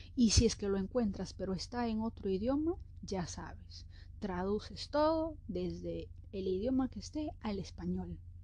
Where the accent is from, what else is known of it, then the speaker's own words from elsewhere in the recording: Peru; Yo soy de Perú